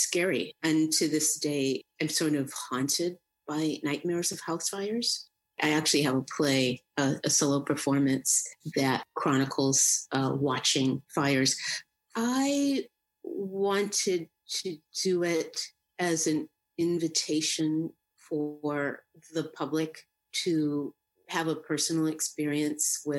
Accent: Boston, Massachusetts, United States; I grew up in Dorchester, Massachusetts. It's right in the city of Boston.

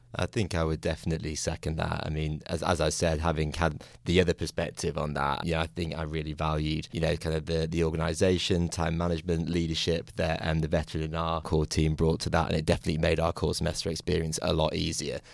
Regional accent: United Kingdom; now in United States; I'm from the United Kingdom originally

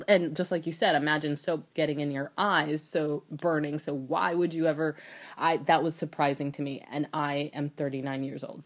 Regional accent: United States; I was actually born in the United States, and I was raised in New York, New Jersey, in, during the eighties and nineties

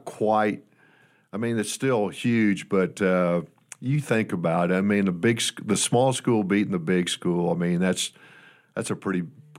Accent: Fort Wayne, Indiana, United States; moved away; But I grew up in Indiana, a basketball state, and I fell in love with the game, Kate. I think I was in about the sixth grade, and I'm from Fort Wayne, Indiana, which is a 10 high school type size town.

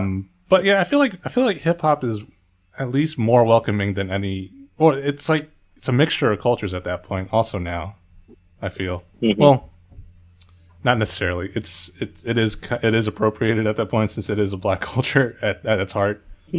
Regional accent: Philippines; The three of us being Filipino, we have our own cultural dances.

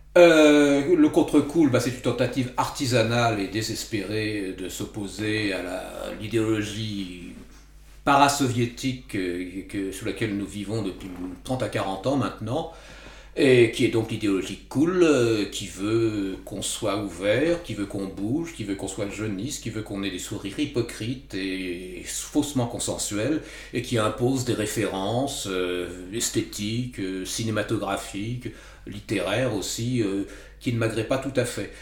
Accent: Val-d'Oise, Île-de-France, France; also born or lived in Paris; je ne suis pas né à Paris ni dans le 8e arrondissement, même si j'y habité euh, chez mon cousin pendant 2-3 ans. Je suis né dans le Val d'Oise

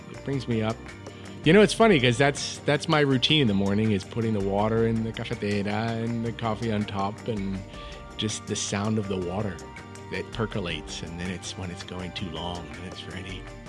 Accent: Sydney, New South Wales, Australia; I grew up in Sydney, in Australia.

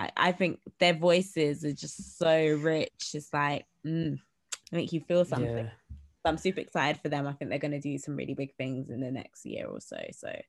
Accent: Manchester, North West England, United Kingdom; I'm from Manchester.

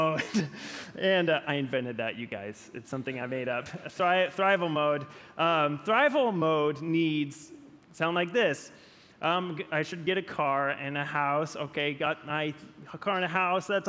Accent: Gaston, Oregon, United States; the town near where I grew up in Gaston, Oregon.

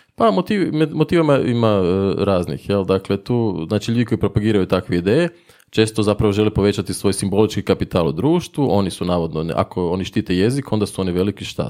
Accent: Zagreb, City of Zagreb, Croatia; accent: Zagreb; Inače sam iz Zagreba, to će se vjerojatno čuti u mom govoru.

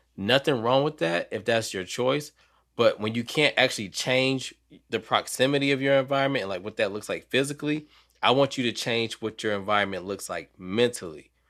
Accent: Detroit, Michigan, United States; now in North Carolina, United States; I'm from Detroit, even though I'm in North Carolina now

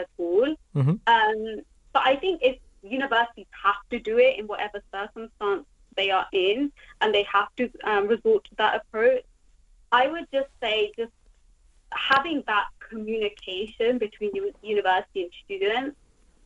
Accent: United Kingdom; I'm a British student, so I paid the British student tuition fees.

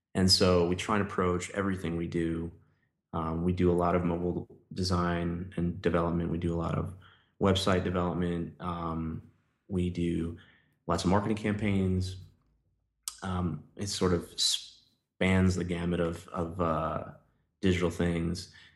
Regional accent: New York City, New York, United States; moved away as an adult; now in Nashville, United States; I grew up in New York

